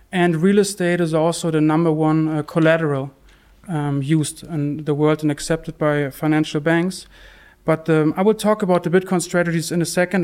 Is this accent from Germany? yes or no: yes; Germany; also born or lived in Bath; I'm from, from Germany.